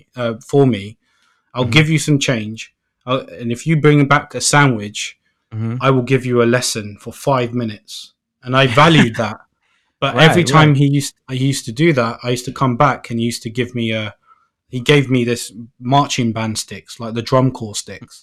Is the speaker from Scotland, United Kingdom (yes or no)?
no; Northolt, London, United Kingdom; I'm from Northolt, which was, like, kind of, like, not really – it's not, like, posh